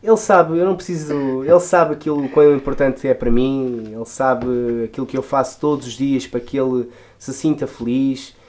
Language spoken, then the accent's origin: Portuguese; Lisbon, Portugal; eu venho de um bairro muito típico de Lisboa, né? Eh, venho da Moraria.